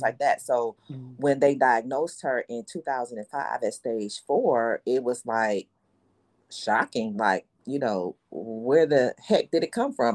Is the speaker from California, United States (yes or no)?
no; Detroit, Michigan, United States; I am from Detroit, retired hairstylist